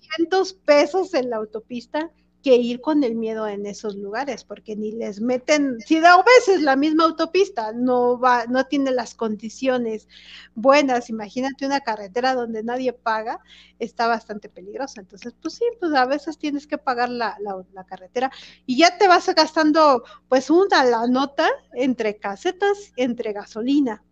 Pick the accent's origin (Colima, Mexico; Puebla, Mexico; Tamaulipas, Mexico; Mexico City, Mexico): Mexico City, Mexico; los que somos de aquí de la Ciudad de, de México